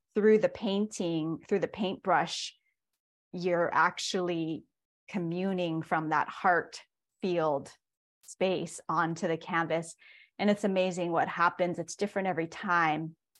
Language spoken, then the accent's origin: English; Hilo, Hawaii, United States; I was born and raised in Hilo, Hawaii, and that's also where I'm currently based